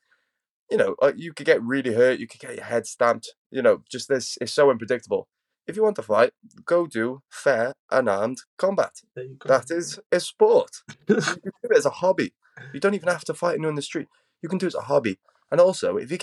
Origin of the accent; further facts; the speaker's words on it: United Kingdom; we're both British, so we live in what's one of the highest CCTV surveilled countries in the world.